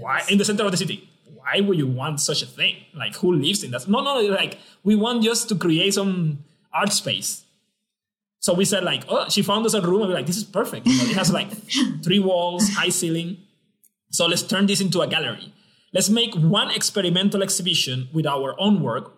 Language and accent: English; San Juan, Puerto Rico; moved away as an adult; also born or lived in Belgium / China; I'm from uh, Rio Piedras, Puerto Rico. I was born in Puerto Rico and I studied my undergrad and my graduate studies in Puerto Rico